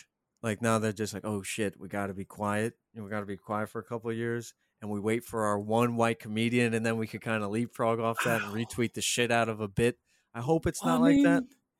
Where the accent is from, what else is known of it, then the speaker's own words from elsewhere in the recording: Ronkonkoma, New York, United States; I grew up in Ronkonkoma, the heart of Suffolk.